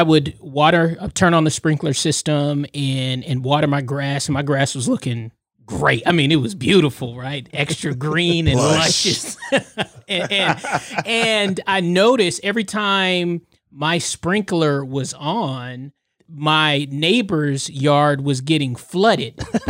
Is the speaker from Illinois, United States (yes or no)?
no; California, United States; we're from California. My family's from California